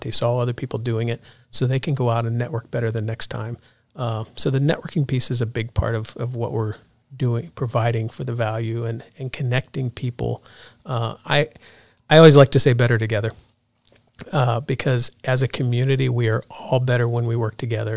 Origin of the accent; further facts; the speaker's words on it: Ohio, United States; moved away; I grew up in Ohio, went to Ohio State